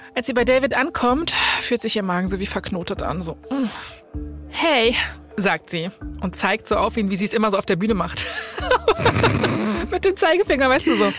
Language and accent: German; Germany; bei uns in Deutschland